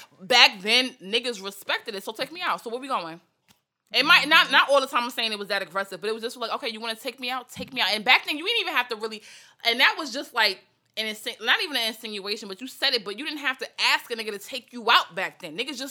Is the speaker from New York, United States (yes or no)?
yes; Long Island, New York, United States; I grew up in Long Island, so I was coming out to East New York to see my father every other weekend or whatever.